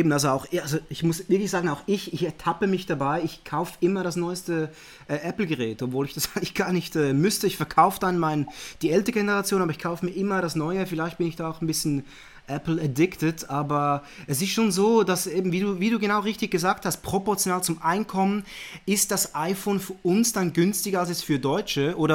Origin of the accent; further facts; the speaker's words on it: Zurich, Switzerland; Eben wie gesagt, geboren, aufgewachsen in Zürich. Äh, ich wohne auch hier mit, mit der Frau